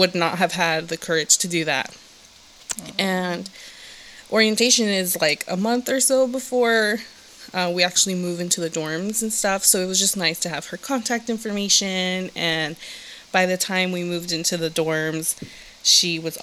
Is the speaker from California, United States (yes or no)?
yes; Los Angeles, California, United States; moved away as an adult; now in Bay Area, United States; I'm originally from Southern California, aka the Valley, aka 818. And I was born and raised down in the Valley